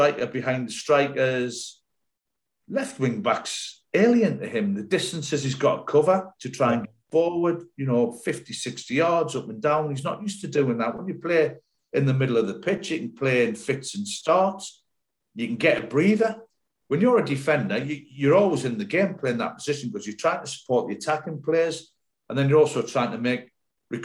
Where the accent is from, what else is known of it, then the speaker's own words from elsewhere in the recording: Sunderland, North East England, United Kingdom; moved away as an adult; now in Bristol, United Kingdom; When I come down here from Sunderland to Bristol City, it was a big move because it was the other end of the country for me. I'd never been out the northeast